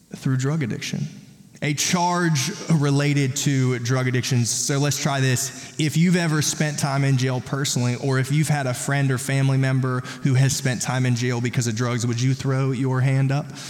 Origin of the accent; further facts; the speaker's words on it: South Carolina, United States; I'm from South Carolina